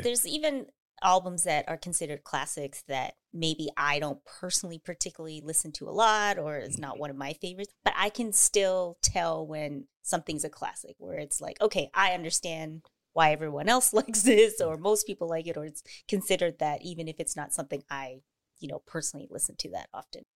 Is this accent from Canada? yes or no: yes; Canada; I'm Canadian